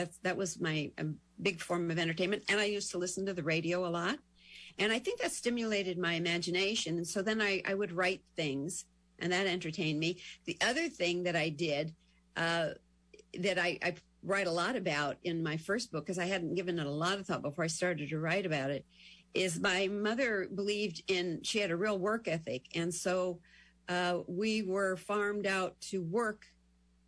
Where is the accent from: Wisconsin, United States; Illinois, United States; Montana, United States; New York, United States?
Montana, United States; moved away; also born or lived in California; I was raised in Montana